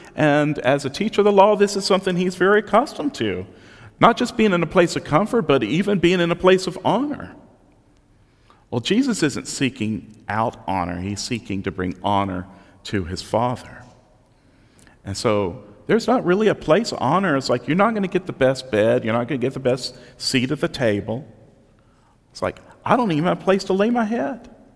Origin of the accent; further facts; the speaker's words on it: Southeast Texas, United States; growing up in Southeast Texas on the Gulf Coast, I got to live through two hurricanes